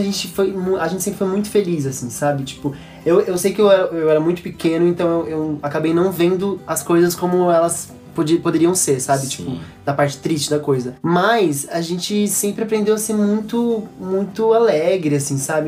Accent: São Paulo, Brazil; also born or lived in Guaratinguetá / Lorena; com quatro anos, eu vim pra São Paulo

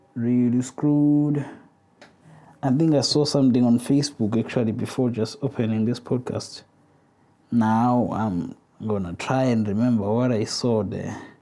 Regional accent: South Africa; I'm a South African man

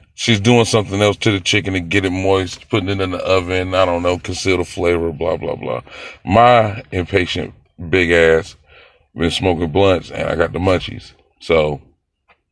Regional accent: Greenville, South Carolina, United States; I'm from Greenville, South Carolina.

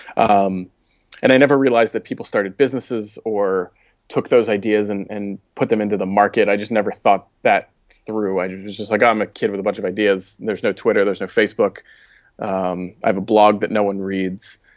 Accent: Baltimore, Maryland, United States; accent: Baltimore; moved away as an adult; also born or lived in Boulder, Colorado; I grew up in Baltimore. I just said that with a really Baltimore accent.

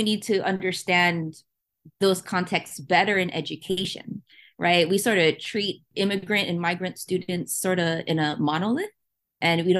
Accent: United States; as US born children

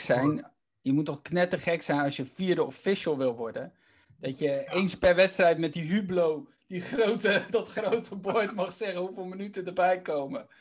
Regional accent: Randstad, Netherlands; ik kom natuurlijk uit de Randstad

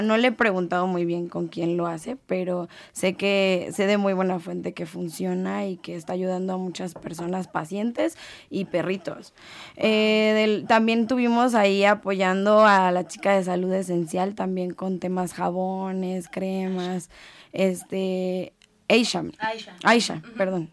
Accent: Mexico; nosotros como mexicanos

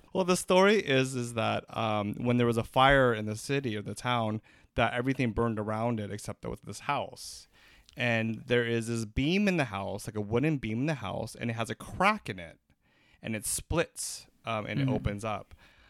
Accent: Iloilo, Western Visayas, Philippines; Hey, I'm from Iloilo. What up, Iloilo?

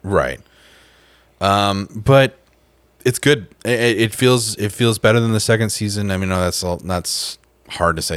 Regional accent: Tulsa, Oklahoma, United States; my hometown of, uh, Tulsa, Oklahoma

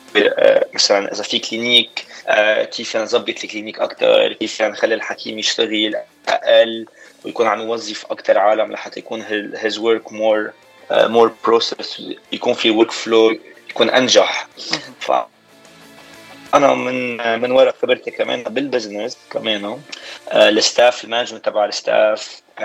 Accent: Baatouta, Mount Lebanon, Lebanon; moved away as an adult; also born or lived in Boston, United States; now in Miami, United States; انا من بعتوتا هيدي بتكون ضيعه صغيره بكفر دبيان بين بسكنتا وبين كفر دبيان

